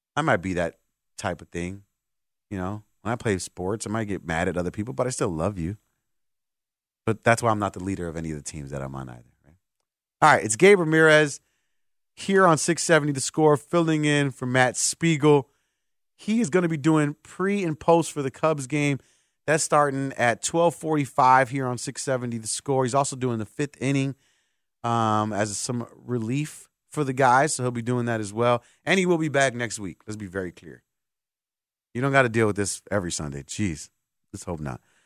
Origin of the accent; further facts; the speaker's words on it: Puerto Rico; my island of Puerto Rico